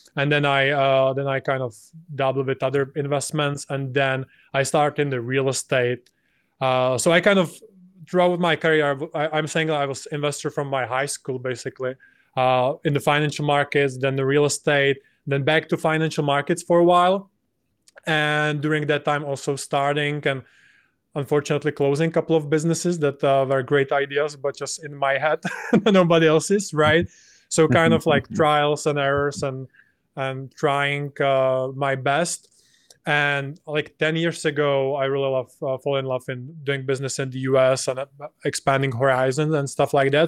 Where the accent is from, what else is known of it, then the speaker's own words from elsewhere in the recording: Czechia; to my home country